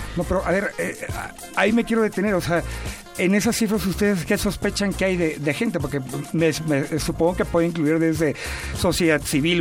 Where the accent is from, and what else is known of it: Mexico